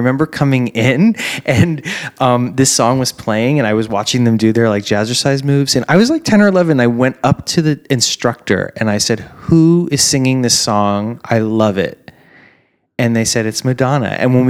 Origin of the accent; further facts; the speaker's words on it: Miami, Florida, United States; I grew up in Miami